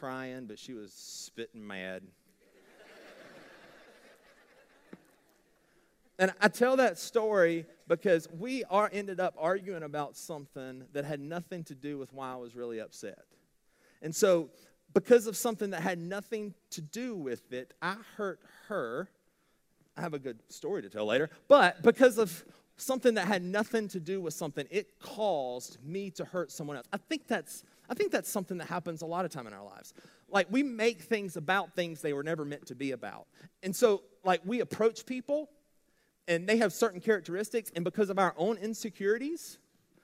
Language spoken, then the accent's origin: English; Blue Ridge, United States; I am from Blue Ridge